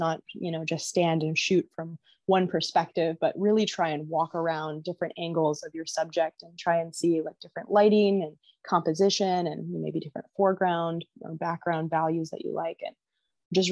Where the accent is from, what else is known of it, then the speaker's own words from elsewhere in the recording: Washington, United States; my home state